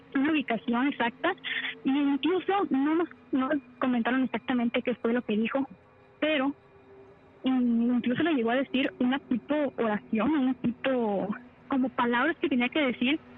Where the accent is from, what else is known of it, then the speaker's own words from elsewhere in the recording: Veracruz, Mexico; Del estado de Veracruz